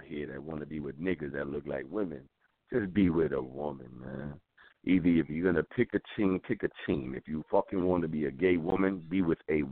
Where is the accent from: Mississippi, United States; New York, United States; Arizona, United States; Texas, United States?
New York, United States; New York City; I'm from the Bronx